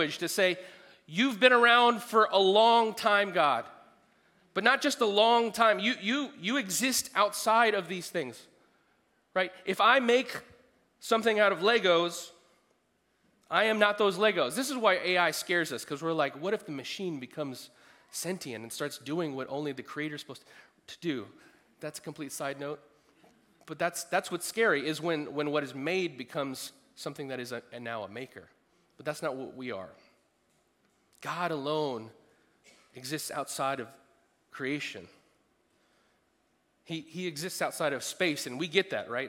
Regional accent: United States; being an American

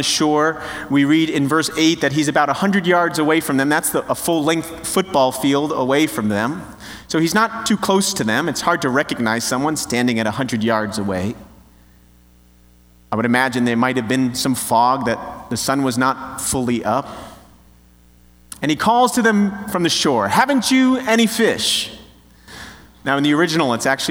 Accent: New Jersey, United States; I'm from New Jersey, which means that I've got a little bit of an edge to me

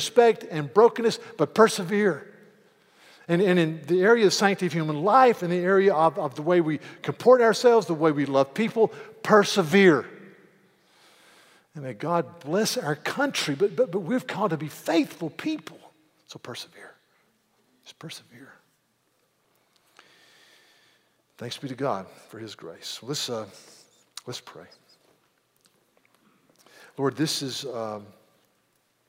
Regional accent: United States; being an American

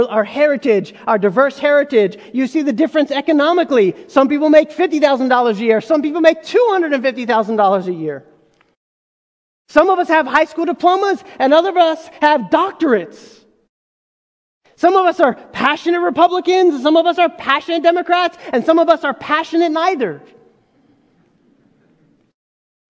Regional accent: United States; I was a part of this group of other Egyptians who had immigrated, and we were kind of first generation born in America

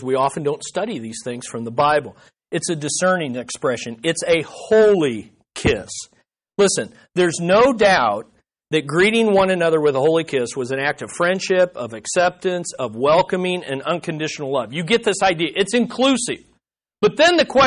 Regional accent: United States; as an American Christian

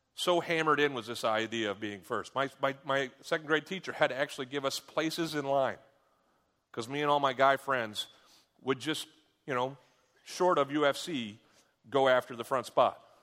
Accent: United States; I'm an American

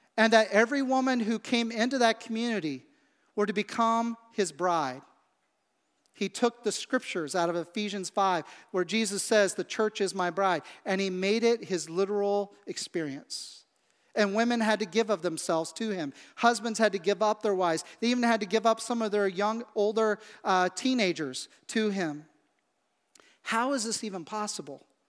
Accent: Midwest, United States; growing up in the Midwest where I grew up

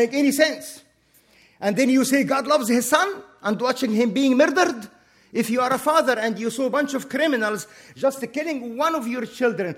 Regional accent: Egypt; English is a second language; moved away as an adult; now in United States; I am from Egypt

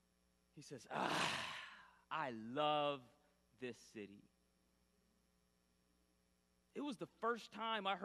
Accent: Grand Rapids, Michigan, United States; born or raised there

